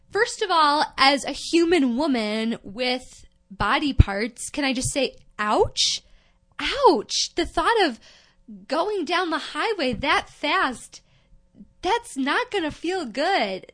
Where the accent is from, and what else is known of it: United States